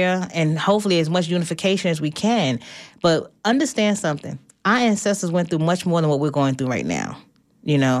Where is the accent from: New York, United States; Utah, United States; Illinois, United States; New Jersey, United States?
New York, United States; I'm from New York